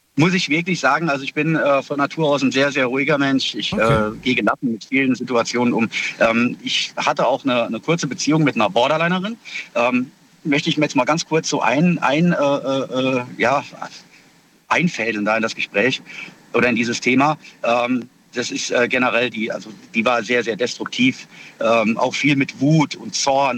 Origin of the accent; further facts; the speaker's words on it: Kaiserslautern, Rhineland-Palatinate, Germany; aus Kaiserslautern